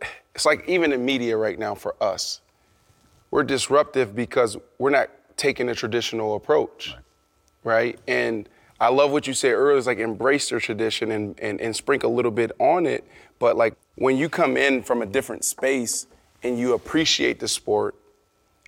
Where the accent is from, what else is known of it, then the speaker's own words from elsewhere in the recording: Pittsburgh, Pennsylvania, United States; I grew up in Pittsburgh, Pennsylvania